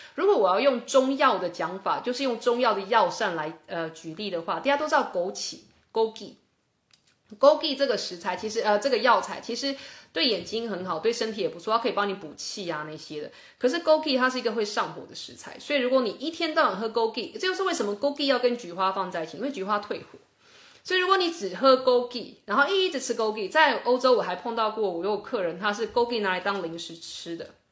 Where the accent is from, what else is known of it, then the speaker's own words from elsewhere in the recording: Taiwan; 这是我小时候在台湾一个中医师教我的